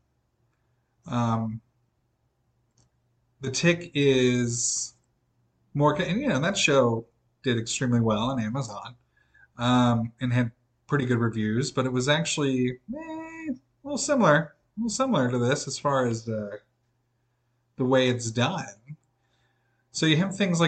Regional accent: Midwest, United States; born and raised in the Midwest

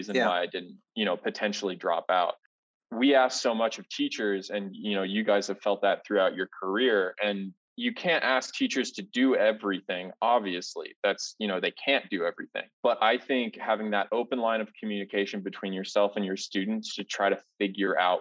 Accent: Ohio, United States; moved away as an adult; now in Denver, United States; Growing up in Ohio, like you were saying, you know, I lived on the edge of the suburbs and the edge of the country

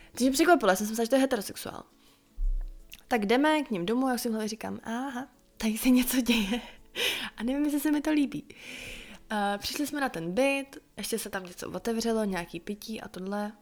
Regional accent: Czechia; doma tady v Čechách a vracela se pořád zpátky na to moje místo

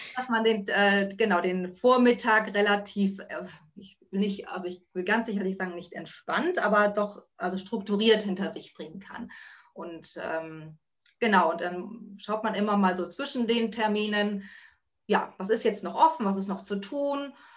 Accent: Buxtehude, Lower Saxony, Germany; Ich komme aus Buxtehude

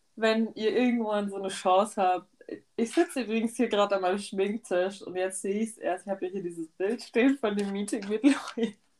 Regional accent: Germany; wir sind halt aus Deutschland

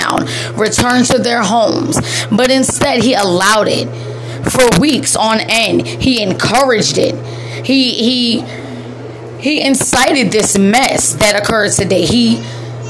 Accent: United States; as an American

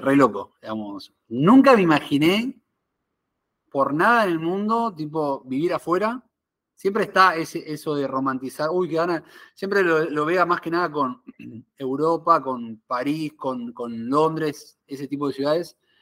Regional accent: Argentina; moved away as an adult; also born or lived in Buenos Aires; now in Miami, United States; soy argentino

